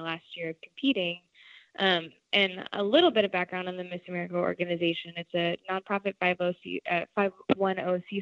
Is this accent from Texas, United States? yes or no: yes; Arlington, Texas, United States; moved away; I was raised in the Dallas-Fort Worth area, more specifically Arlington